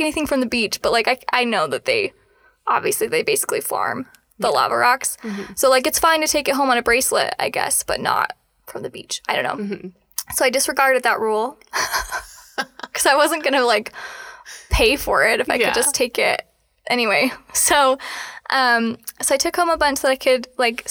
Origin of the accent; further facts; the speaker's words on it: Salt Lake Valley, Utah, United States; I grew up in the Salt Lake Valley with two moms